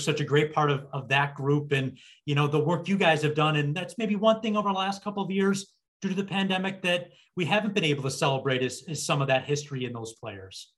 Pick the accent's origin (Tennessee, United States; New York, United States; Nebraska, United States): New York, United States; Buffalo; being a kid growing up in Buffalo